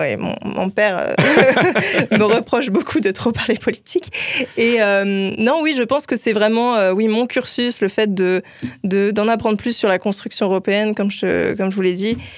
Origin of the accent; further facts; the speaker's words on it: Brest, Brittany, France; moi, je viens de Brest